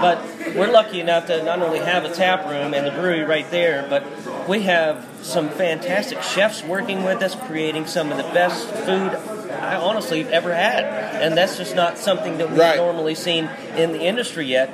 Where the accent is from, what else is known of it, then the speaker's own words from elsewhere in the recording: Atlanta, Georgia, United States; I'm from Atlanta